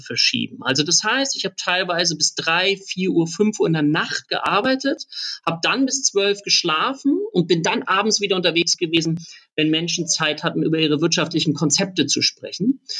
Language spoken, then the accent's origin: German; Lübeck, Schleswig-Holstein, Germany; ich komme aus Lübeck